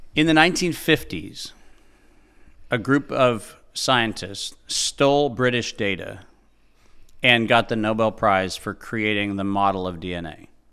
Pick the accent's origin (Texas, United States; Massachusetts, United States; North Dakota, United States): North Dakota, United States; Fargo; I was born in Fargo, North Dakota in April of nineteen sixty-seven